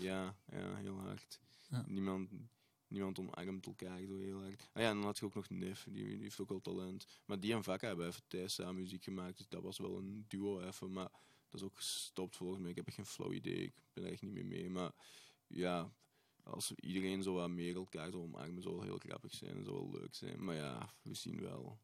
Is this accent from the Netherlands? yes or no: no; Tessenderlo, Flanders, Belgium; Ik ben ook van Tessenderlo